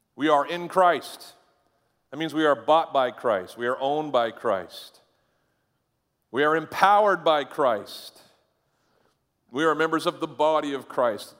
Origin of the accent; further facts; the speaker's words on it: Caribou, Maine, United States; moved away; I went to my thirtieth high school, uh, reunion up in Caribou, Maine. Uh, go all, all the way to the end of Route one, pretty much, and that's where I lived